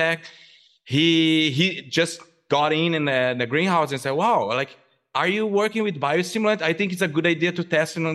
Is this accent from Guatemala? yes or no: no; southern Brazil, Brazil; English is a second language; moved away as an adult; now in United States; I'm originally from Brazil. I grew up in a very agricultural area in southern Brazil.